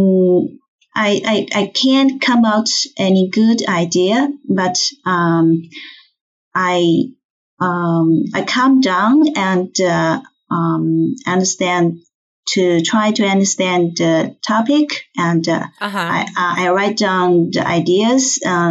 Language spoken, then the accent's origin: English; China; English is a second language; moved away as an adult; now in Toronto, Canada; I came from China. Now I live with my daughter in Toronto, Canada